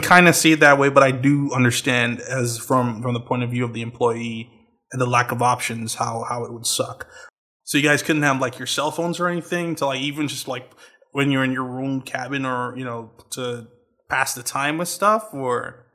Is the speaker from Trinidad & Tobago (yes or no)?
yes; Trinidad & Tobago; moved away as an adult; I'm from Trinidad